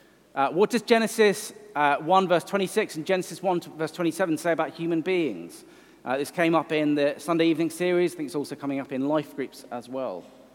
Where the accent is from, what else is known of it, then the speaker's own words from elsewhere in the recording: Welsh, Wales, United Kingdom; I'm Welsh.